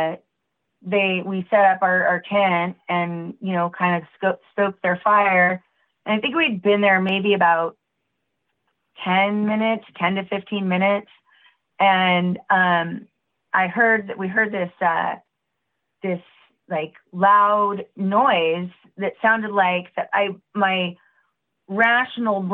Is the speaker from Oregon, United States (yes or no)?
yes; Portland, Oregon, United States; I'm from Oregon